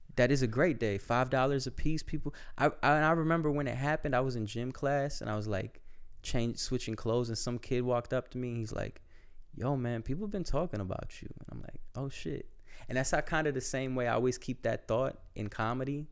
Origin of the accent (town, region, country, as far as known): Florida, United States; moved away